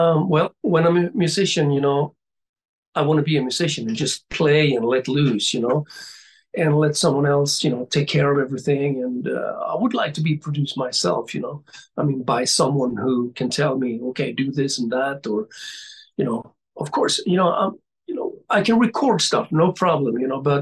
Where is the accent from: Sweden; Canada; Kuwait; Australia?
Sweden; Gothenburg, Västra Götaland; my hometown then, Gothenburg